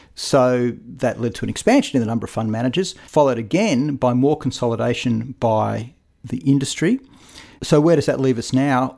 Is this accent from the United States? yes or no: no; Australia